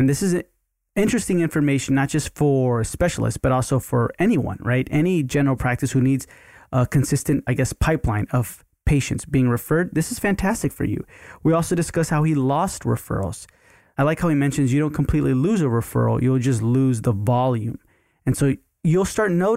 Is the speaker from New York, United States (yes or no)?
no; Houston, Texas, United States; Houston is my hometown